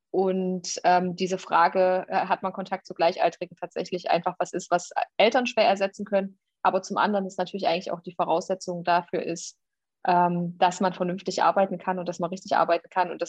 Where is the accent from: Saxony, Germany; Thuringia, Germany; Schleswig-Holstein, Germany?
Thuringia, Germany; Jena; now in Erfurt, Germany; Ich bin äh, in Jena geboren und aufgewachsen und wohne in Erfurt und habe meinen Wahlkreis inzwischen in Suhl.